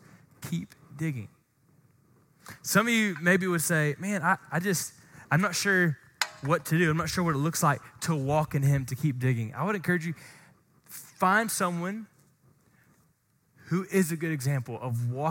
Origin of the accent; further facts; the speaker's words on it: Glen St. Mary, Florida, United States; where I grew up in Glen St. Mary, shout out Glen Baptist in Glen St. Mary, Florida